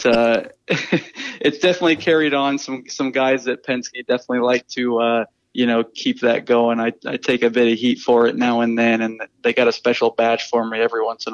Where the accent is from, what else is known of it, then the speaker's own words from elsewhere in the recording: Iowa, United States; moved away as an adult; also born or lived in North Carolina; I grew up in Iowa